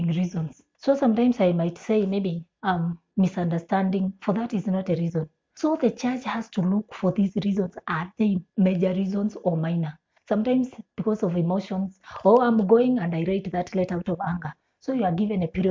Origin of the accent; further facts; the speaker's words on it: Eastern Province, Kenya; moved away as an adult; also born or lived in Western, Kenya; now in Nairobi, Kenya; I come from Eastern.